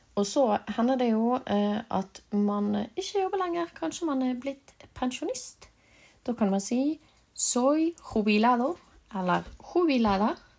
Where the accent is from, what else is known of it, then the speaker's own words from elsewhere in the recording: Norway; also born or lived in Bergen; jeg er fra Norge